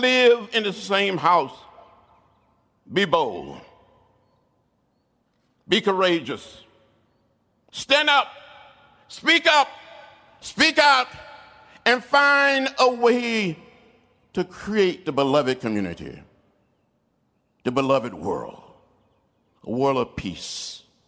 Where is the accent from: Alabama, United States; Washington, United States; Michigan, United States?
Alabama, United States; Troy; When I was growing up outside of Troy, Alabama